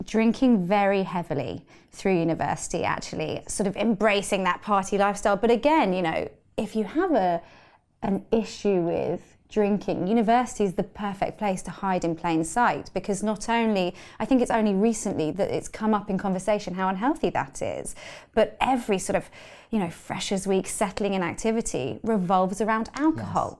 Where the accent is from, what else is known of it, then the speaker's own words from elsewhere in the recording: London, United Kingdom; I grew up in London